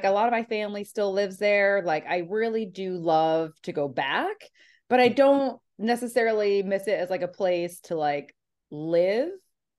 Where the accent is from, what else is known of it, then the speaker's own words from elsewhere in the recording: Indiana, United States; like growing up in Indiana, like that was kind of necessary.